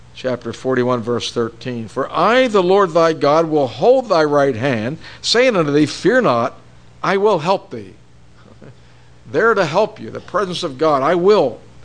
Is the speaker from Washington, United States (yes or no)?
no; Pittsburgh, Pennsylvania, United States; when I was growing up in Pittsburgh